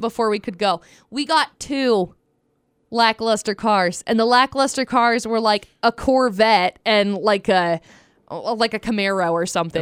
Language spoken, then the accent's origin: English; Utah, United States; also born or lived in Vernal; I did grow up in Utah. Um, I've lived here my whole